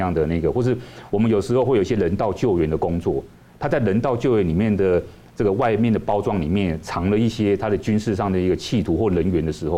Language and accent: Chinese; Taiwan; 国际社会都很关注我们，我们台湾人也要关注我们自己，我们应该要居安思危。